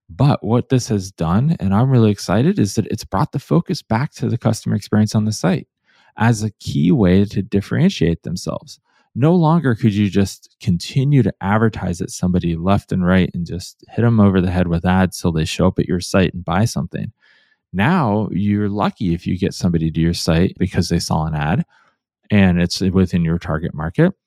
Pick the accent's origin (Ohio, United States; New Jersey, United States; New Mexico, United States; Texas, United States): Ohio, United States; Cleveland; now in Portland, United States; I grew up in Cleveland, Ohio